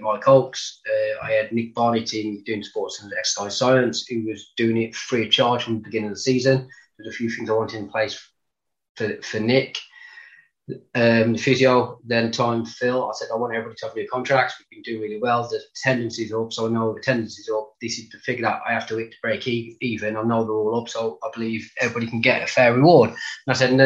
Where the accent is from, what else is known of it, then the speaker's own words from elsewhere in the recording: Walsall, West Midlands, United Kingdom; accent: Black Country; moved away; it was Walsall and it was my hometown club